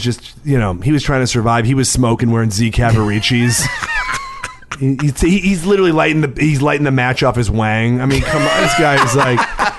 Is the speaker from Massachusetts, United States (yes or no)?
no; Chicago, Illinois, United States; we're from Chicago.